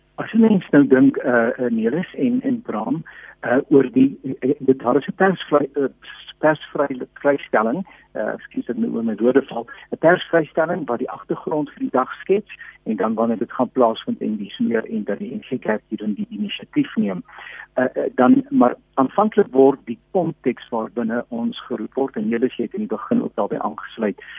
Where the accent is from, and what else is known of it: South Africa